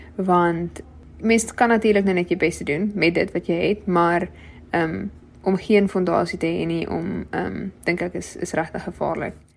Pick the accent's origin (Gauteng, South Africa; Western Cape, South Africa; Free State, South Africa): Western Cape, South Africa; Wellington; moved away as an adult; now in Stellenbosch, South Africa; ek het grootgeword in Wellington in die Boland